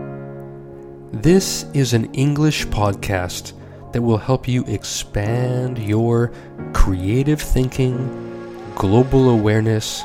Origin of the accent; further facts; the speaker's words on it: United States; As an American